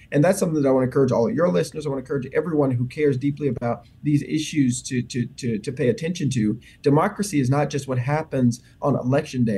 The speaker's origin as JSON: {"language": "English", "town": "Memphis", "region": "Tennessee", "country": "United States", "tie": "born or raised there", "said": "my hometown and the community that I care so much about"}